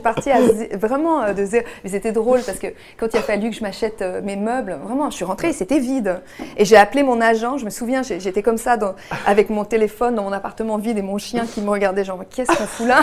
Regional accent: Quebec, Canada; moved away as an adult; now in France; depuis que j'ai quitté le Québec. Mais j'ai vraiment quitté, euh, en deux mille quatre

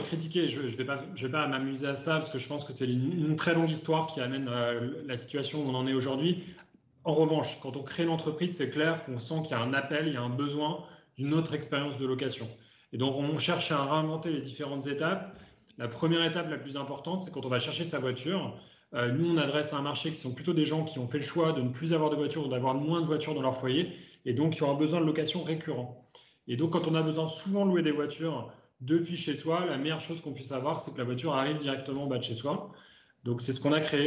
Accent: Ardèche, Auvergne-Rhône-Alpes, France; je viens d'Ardèche. Donc, euh, ma première voiture, c'était en Ardèche quand j'avais juste eu mon permis à 18 ans

